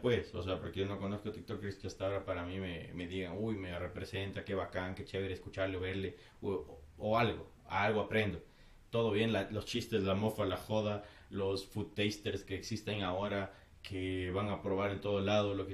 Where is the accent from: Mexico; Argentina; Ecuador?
Ecuador; soy ecuatoriano